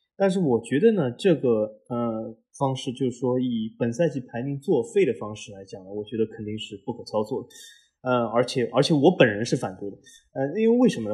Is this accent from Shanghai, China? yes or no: yes; Shanghai, China; moved away; 我和老 A，我们都是，呃，来自于，呃，上海的八零后